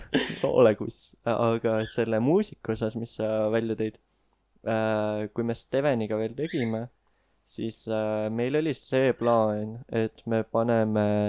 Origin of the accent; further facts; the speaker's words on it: Elva, Tartu County, Estonia; ma käisin iga suvi Tallinnas vanaema juures, ma elasin Elvas